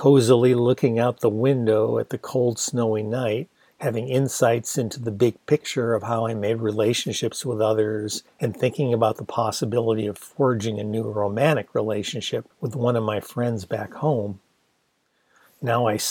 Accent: Ann Arbor, Michigan, United States; my hometown was named after two women named Ann, who settled the town with their husbands and were into planting things, thus the name Arbor

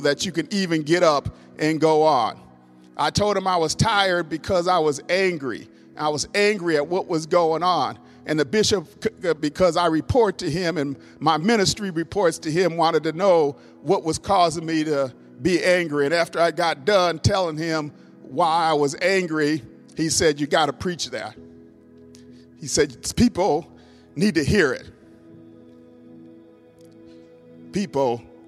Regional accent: Minnesota, United States; moved away; my home state, Minnesota, where I was born, raised

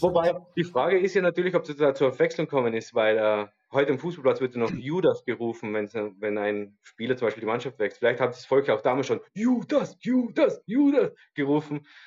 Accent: Tyrol, Austria; bei uns in Tirol

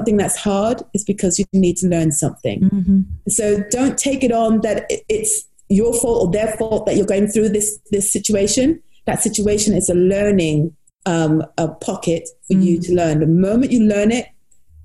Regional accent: United States; When I was younger, I grew up in the United States

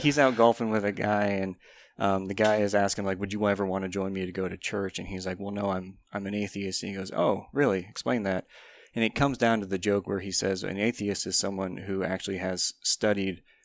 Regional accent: Kane, Pennsylvania, United States; i lived in place, kane pennsylvania

